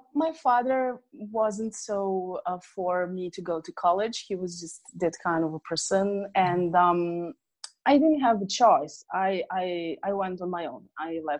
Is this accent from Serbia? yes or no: yes; near Hungary, Vojvodina, Serbia; I was living in Yugoslavia back then, and there was war going on. If I may say that I was the lucky one to live closer to Hungary